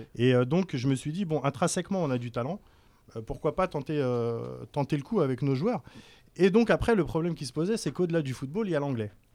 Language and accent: French; France; moved away as an adult; also born or lived in Algiers, Algeria / United States / Singapore / Malaysia; now in Algeria; moi je suis né à Sidi Mohamed, mes parents quittaient l'Algérie, j'avais un an. Voilà, j'ai eu la chance de faire mes études en France, de grandir en France